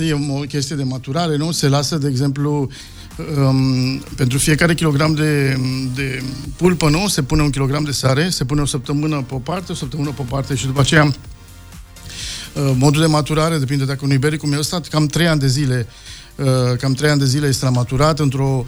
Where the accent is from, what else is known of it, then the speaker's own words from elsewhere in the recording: Romania; moved away; also born or lived in Spain; noi ca români, noi munceam în restaurante